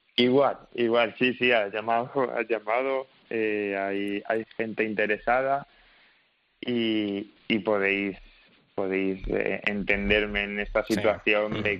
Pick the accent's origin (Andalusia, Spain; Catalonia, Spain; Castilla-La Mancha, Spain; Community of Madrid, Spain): Castilla-La Mancha, Spain; Toledo; tanto Tomás Rufo como Álvaro Alarcón y yo, somos, somos los tres de Toledo